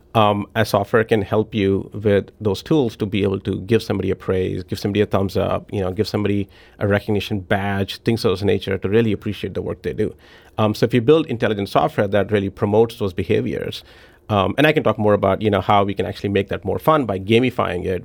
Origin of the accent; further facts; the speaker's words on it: New Delhi, Delhi, India; moved away as an adult; also born or lived in Memphis; now in Saint Louis, United States; I was born and raised in New Delhi